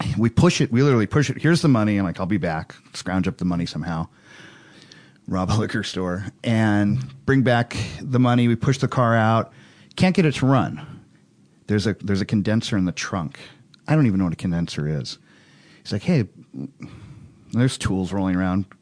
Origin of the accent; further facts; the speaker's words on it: Hawaii, United States; growing up in Hawaii